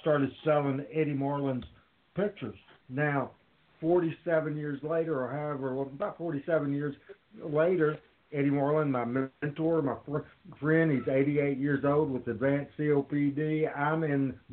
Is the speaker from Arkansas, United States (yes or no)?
yes; Jonesboro, Arkansas, United States; my hometown of Jonesboro, Arkansas.